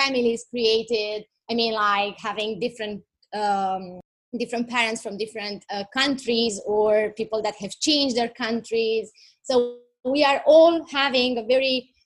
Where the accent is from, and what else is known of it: Romania; moved away as an adult; now in Italy